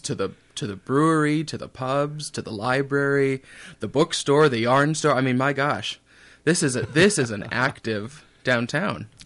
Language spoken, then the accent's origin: English; Montevideo, Minnesota, United States; also born or lived in St. Cloud, Minnesota / South Dakota / Los Angeles; now in Northfield, United States; I grew up in Montevideo, which is on the western side of the state